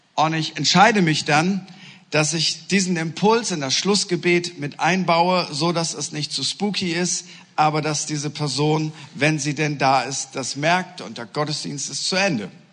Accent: East Frisia, Lower Saxony, Germany; Ich bin Norddeutscher, genauer gesagt Ostfriese

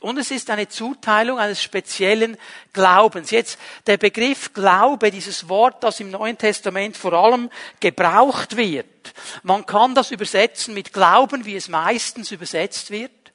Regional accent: Switzerland; bei uns in der Schweiz

